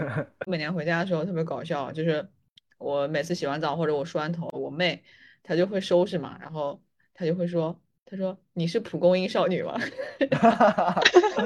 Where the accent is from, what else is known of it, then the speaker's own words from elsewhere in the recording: northern China, China; 因为我是北方人嘛，北方人